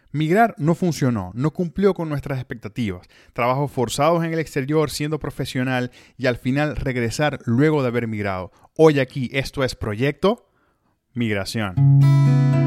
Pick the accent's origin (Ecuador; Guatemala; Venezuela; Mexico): Venezuela; moved away as an adult; Yo salí de Venezuela el 15 de septiembre, pero de 2011